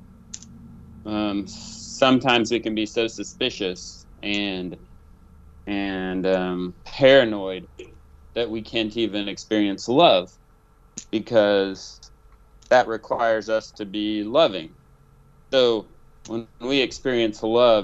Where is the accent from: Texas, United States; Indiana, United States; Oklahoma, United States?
Oklahoma, United States; also born or lived in Tennessee; I'm from Oklahoma, but my dad, you know, Swede from Minnesota